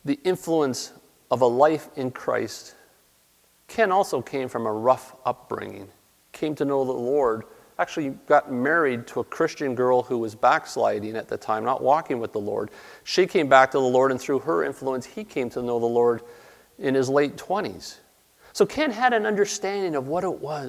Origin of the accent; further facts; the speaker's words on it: Toronto, Ontario, Canada; moved away as an adult; also born or lived in New Brunswick; I grew up in Toronto.